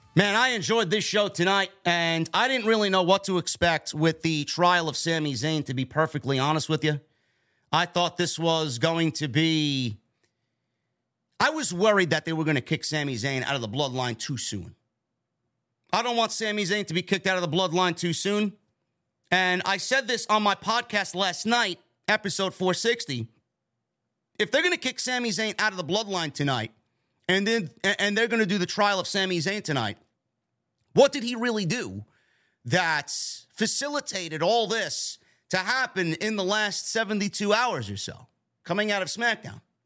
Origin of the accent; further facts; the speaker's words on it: New York, United States; right here in my hometown of New York